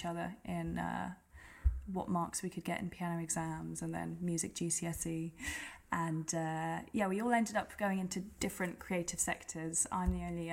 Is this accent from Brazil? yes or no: no; Gillingham, South East England, United Kingdom; moved away as an adult; also born or lived in France / Birmingham; now in London, United Kingdom; I grew up in Kent, so I grew up in a little town called Gillingham